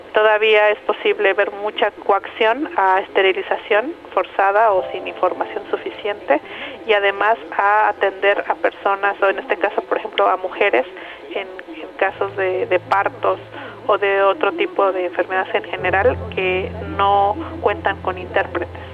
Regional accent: Ayutla, Oaxaca, Mexico; first language Mixe; Spanish is a second language; Soy mije de la Sierra de Oaxaca

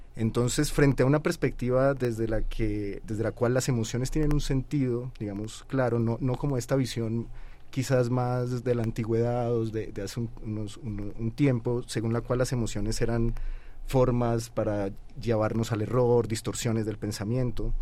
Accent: Colombia; yo soy colombiano

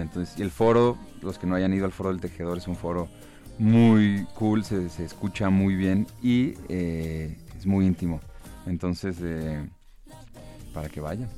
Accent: Guadalajara, Jalisco, Mexico; Somos vecinos de Guadalajara, ambos somos de allá

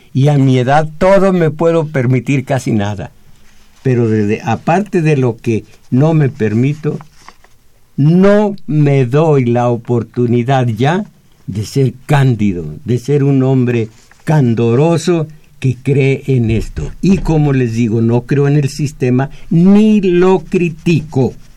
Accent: Mexico

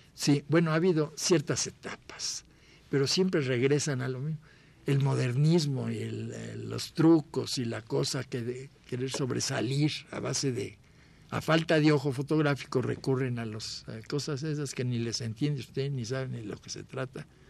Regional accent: Mexico; un fotógrafo mexicano

